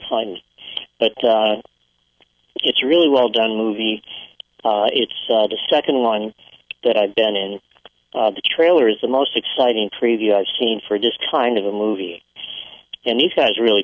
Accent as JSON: {"language": "English", "region": "New England", "country": "United States", "tie": "born or raised there", "also_born_or_lived": "Maine", "moved": "as an adult", "lives_now": "California, United States", "said": "I was in New England my whole life and went there"}